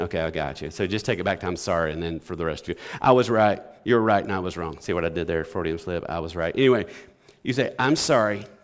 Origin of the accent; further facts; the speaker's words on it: Alabama, United States; now in Batesville, United States; I grew up in Alabama